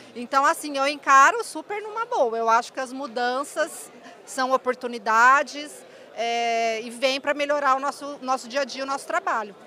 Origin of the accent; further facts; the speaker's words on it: Mococa, São Paulo, Brazil; also born or lived in Campinas; now in Ribeirão Preto, Brazil; eu nasci em Ribeirão Preto, é, mas eu fui criada em Mococa, eu morei em Mococa, interior de São Paulo, até os 17 anos